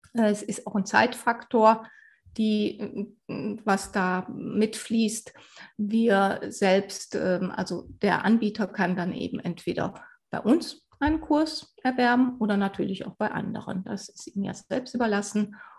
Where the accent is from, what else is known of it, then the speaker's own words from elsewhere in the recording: Sauerland, North Rhine-Westphalia, Germany; moved away as an adult; also born or lived in Mainz / Black Forest-Baar district; now in Bavaria, Germany; Ich bin im Sauerland aufgewachsen